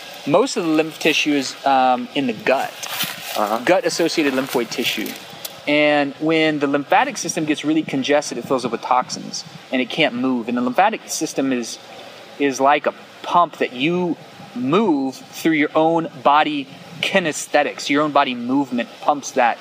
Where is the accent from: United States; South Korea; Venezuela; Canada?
United States; South Central Texas; I'm from South Central Texas